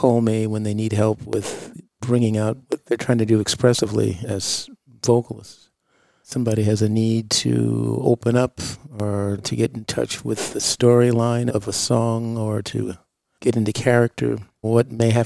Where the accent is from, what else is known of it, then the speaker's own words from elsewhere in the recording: Los Angeles, California, United States; I was born in 53 in Los Angeles